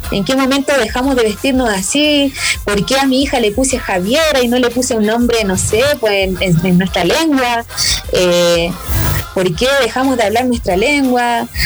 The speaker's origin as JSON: {"language": "Spanish", "area": "Aymara village in Chile", "region": "northern Chile", "country": "Chile", "said": "hasta mi pueblo está bien, bien escondido, dejar un pueblo aymara"}